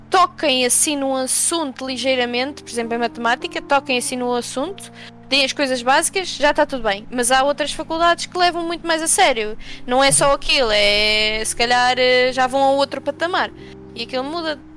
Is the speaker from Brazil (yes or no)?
no; Portugal; now in United States; sou de Portugal